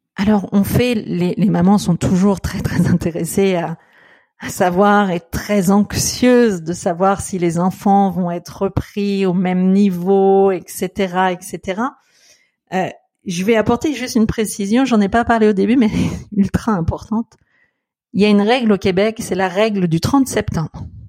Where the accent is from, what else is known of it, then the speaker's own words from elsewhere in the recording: France; chez nous en France